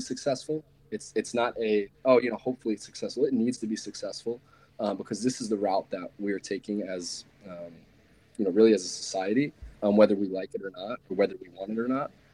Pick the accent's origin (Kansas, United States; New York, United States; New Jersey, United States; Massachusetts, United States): New York, United States; I'm personally from New York